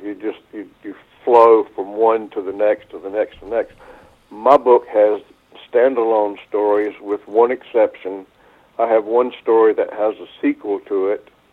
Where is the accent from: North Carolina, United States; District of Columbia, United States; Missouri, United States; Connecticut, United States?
North Carolina, United States; southeastern; this property near my hometown in southeastern North Carolina